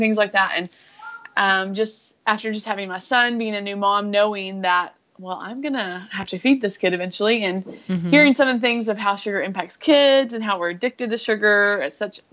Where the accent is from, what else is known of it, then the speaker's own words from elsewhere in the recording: West Texas, United States; I am from Texas, West Texas